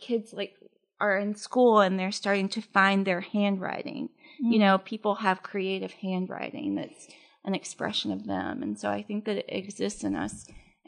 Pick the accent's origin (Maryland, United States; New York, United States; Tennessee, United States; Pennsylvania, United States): Tennessee, United States; Memphis; also born or lived in Atlanta, Georgia / Germantown, Tennessee; I spent the first 7 years of my life here in Memphis, and then my family and I, my dad worked for Holiday Inn, we moved to Atlanta, and then we moved back here when I was 13. And so I grew up out in Germantown